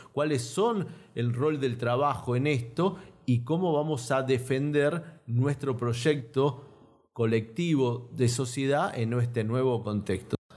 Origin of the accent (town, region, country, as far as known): Argentina